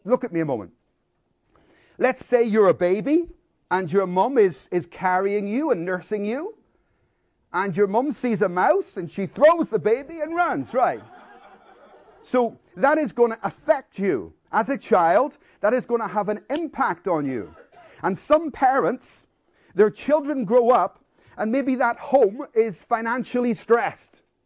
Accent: Belfast, Northern Ireland, United Kingdom; I grew up in Belfast in a war zone, and there was a lot of bombs and bullets throughout my childhood

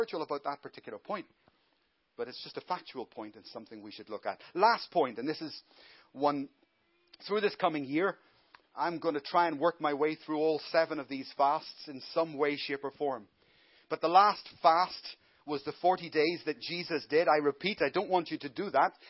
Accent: Ireland; now in Glasgow, United Kingdom; I'm Irish.

